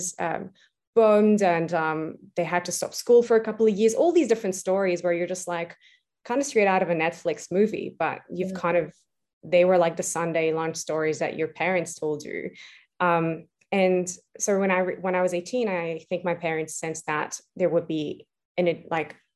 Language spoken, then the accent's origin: English; Beirut, Beirut Governorate, Lebanon; moved away as an adult; now in Australia; I was actually born and raised in Beirut, Lebanon. I moved to Australia when I was 18